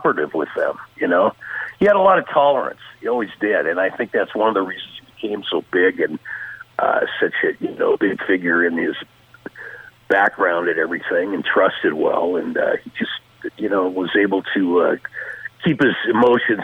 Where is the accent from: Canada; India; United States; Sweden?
United States; Tacoma, Washington; I grew up in Tacoma, Washington.